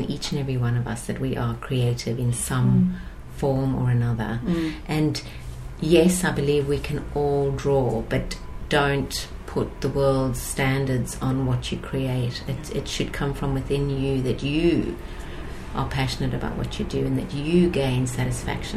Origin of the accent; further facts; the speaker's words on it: South Africa; moved away as an adult; also born or lived in United States / United Kingdom / Chicago / Singapore; now in Sydney, Australia; I was born in South Africa.